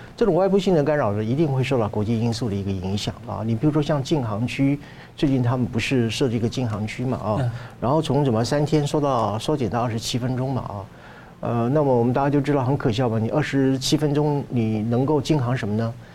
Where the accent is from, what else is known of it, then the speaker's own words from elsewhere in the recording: Taiwan; 这不是我们台湾人要的和平